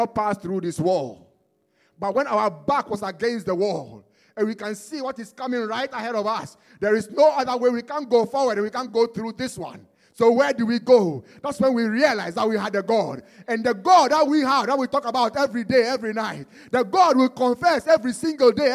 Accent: Ghana; also born or lived in Bombay; now in England; I was born in Ghana

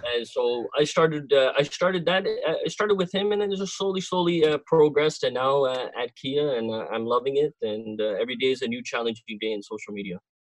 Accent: Cornwall, Ontario, Canada; I am from Cornwall, uh, not too far away from uh, the Toronto crew, uh, and uh, uh, born and raised in this city.

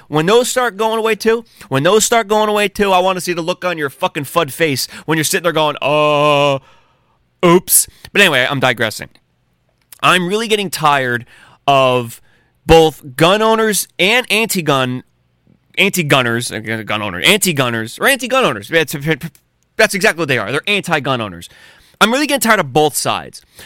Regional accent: United States; as American patriots who have guns

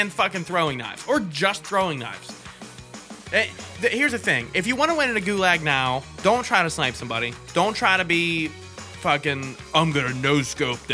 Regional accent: Merrittstown, Pennsylvania, United States; The one that I go to every year in Merrittstown, which is like my hometown where I grew up pretty much, right over the hill

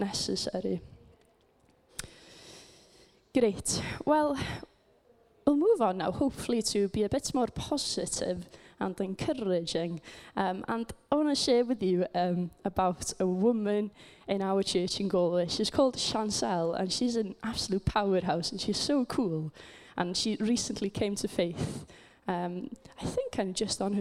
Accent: Wales, United Kingdom; I come from Wales, just in case you didn't know. And I come from quite a small community, because it's a Welsh-speaking community

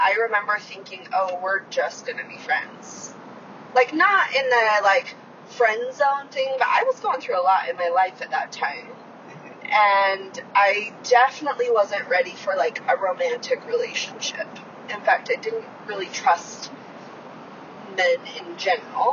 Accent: Utah, United States; I've always lived in Utah. I was born and raised here.

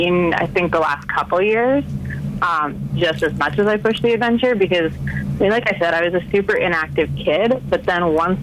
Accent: United States; I'm American

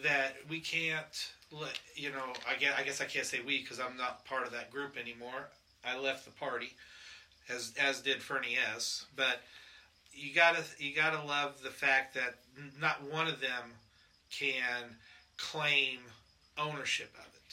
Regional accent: Indiana, United States; moved away; I'm from Indiana

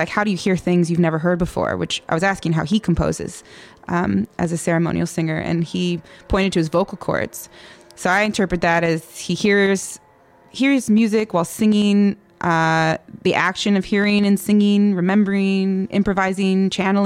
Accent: California, United States; I was born in California

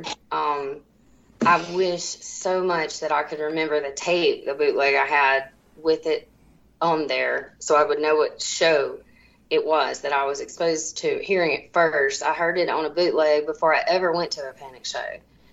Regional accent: Mississippi Delta, United States; where I grew up in the Mississippi Delta

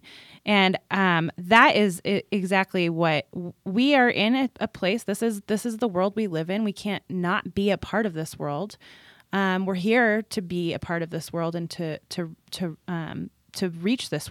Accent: California, United States; I grew up in California, and so my sisters and I were all boogie boarders and surfers

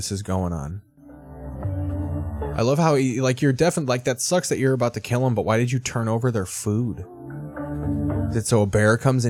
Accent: Australia; now in Miami, United States; I'm an Australian guy in Miami, that's real crazy, right?

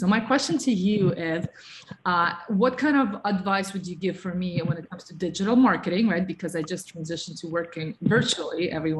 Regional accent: New York, United States; So my background is also in modeling and, you know, being like a New Yorker and a health coach, and being part of the wellness field

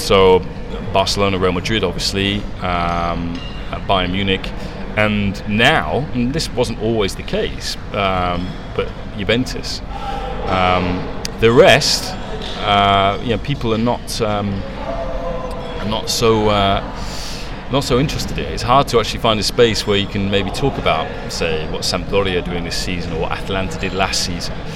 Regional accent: England, United Kingdom; moved away as an adult; also born or lived in Italy; an English guy growing up in English, growing up in England

